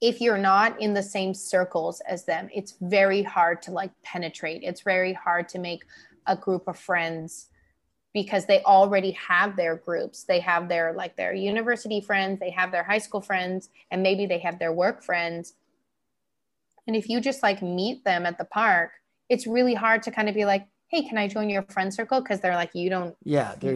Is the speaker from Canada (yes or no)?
yes; Canada; moved away as an adult; now in Taiwan; my Canadian side